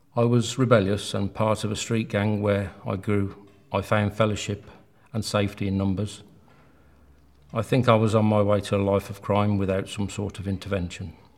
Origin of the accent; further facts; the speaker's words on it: Birmingham, West Midlands, United Kingdom; I grew up in Birmingham with a mother and father and three sisters